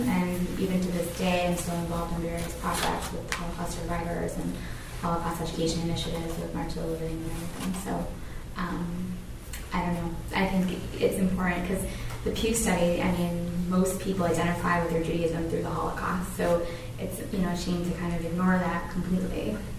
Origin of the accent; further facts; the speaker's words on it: Detroit, Michigan, United States; I grew up in Detroit.